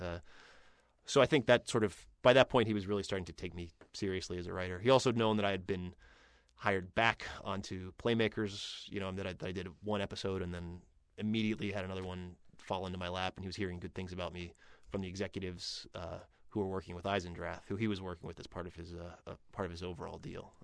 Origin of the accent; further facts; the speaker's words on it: Pittsburgh, Pennsylvania, United States; I'm from Pittsburgh